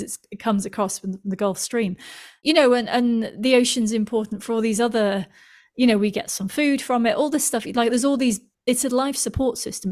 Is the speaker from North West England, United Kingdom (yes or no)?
yes; Manchester, North West England, United Kingdom; now in London, United Kingdom; I come from Manchester in the U K, which is not close to any oceans